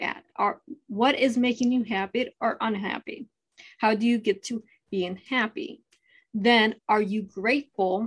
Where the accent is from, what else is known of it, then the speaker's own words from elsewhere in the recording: Ohio, United States; I'm originally from Ohio